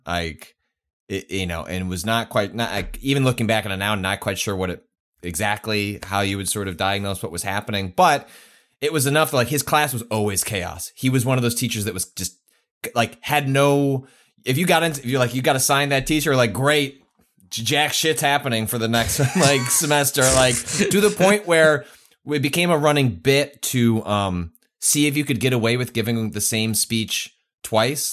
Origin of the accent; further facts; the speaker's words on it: Chicago, Illinois, United States; moved away as an adult; also born or lived in San Francisco / Los Angeles; I'm from Chicago